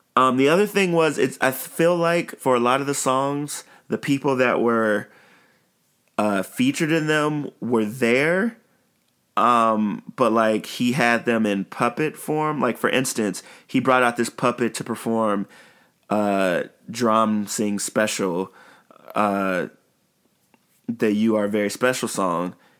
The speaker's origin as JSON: {"language": "English", "town": "Chicago", "region": "Illinois", "country": "United States", "tie": "born or raised there", "said": "while I'm on the south side, my hometown and my home side of Chicago"}